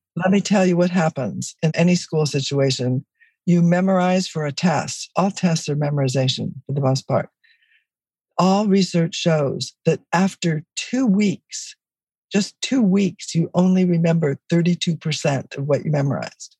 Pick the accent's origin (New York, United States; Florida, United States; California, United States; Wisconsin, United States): California, United States; Los Angeles; It was four people living in a one bedroom apartment that's what I grew up in in East Los Angeles